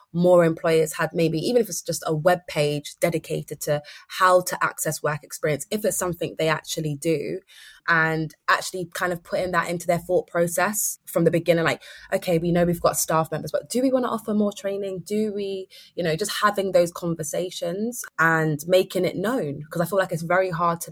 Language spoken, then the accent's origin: English; London, United Kingdom; I grew up in Brixton